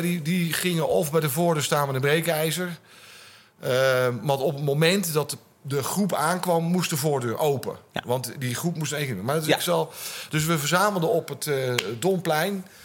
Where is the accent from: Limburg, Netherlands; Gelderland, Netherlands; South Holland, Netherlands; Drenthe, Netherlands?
South Holland, Netherlands; Gouda; moved away; also born or lived in Utrecht; ik kwam uit Gouda. Dat was een leuk provincieplaatsje.